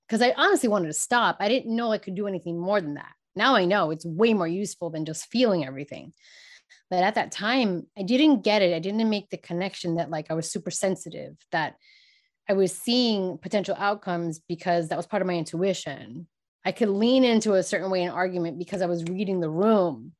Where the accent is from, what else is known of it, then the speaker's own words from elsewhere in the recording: New York City, New York, United States; I was born and raised in New York, New York City